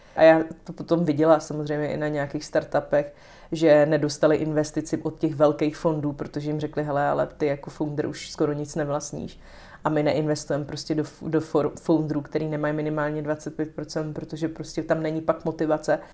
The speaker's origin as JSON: {"language": "Czech", "town": "Mohelnice", "region": "Olomouc Region", "country": "Czechia", "also_born_or_lived": "Prague", "moved": "yes", "said": "já jsem z Mohelnice"}